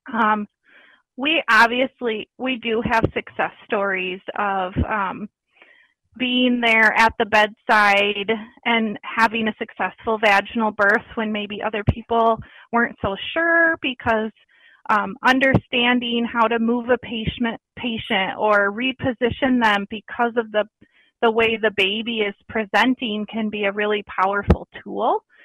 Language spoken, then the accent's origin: English; Battle Creek, Michigan, United States; I grew up in Battle Creek, Michigan